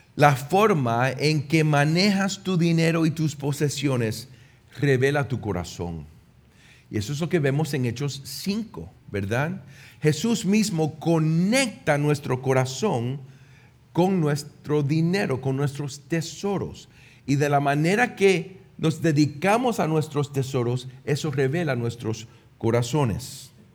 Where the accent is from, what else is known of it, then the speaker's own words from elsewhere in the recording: Puerto Rico; moved away; also born or lived in United States; Yo, como un puertorriqueño en los Estados Unidos